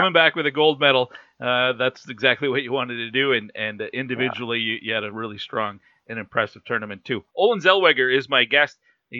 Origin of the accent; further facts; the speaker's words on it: Cold Lake, Alberta, Canada; I'm from that Lakeland area, so I know Bonnyville really well. Although I'm from Cold Lake